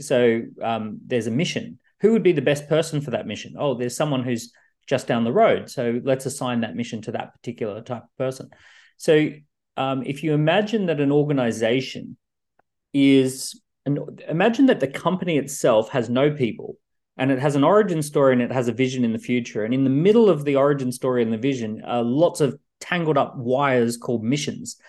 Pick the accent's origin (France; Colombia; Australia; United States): Australia; now in London, United Kingdom; I'm an Australian living in London